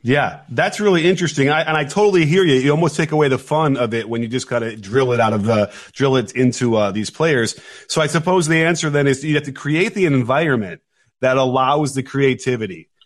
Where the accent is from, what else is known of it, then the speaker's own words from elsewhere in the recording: Chicago, Illinois, United States; I grew up in Chicago, was a huge Michael Jordan fan